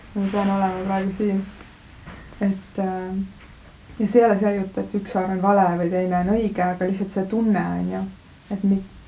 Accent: Viru-Nigula area, Lääne-Viru County, Estonia; ma olen sealt kandist pärit, Mahu küla on seal lähedal ja Kunda

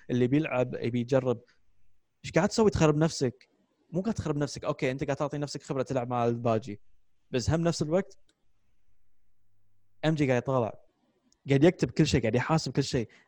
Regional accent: New York, United States; Since I was a kid, I had posters of him. Even uh, growing up in New York, But it's normal.

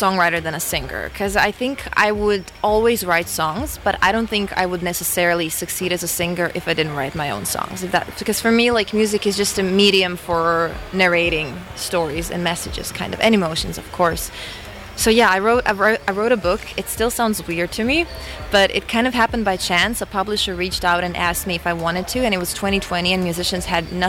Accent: Croatia; us Croatians

